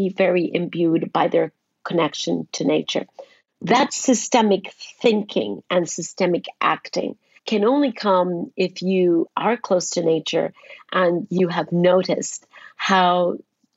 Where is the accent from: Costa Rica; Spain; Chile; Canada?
Costa Rica; When I was very young, under the age of 10 or maybe 10, I traveled with my parents who were politicians and traveled with them to every corner of my home country, Costa Rica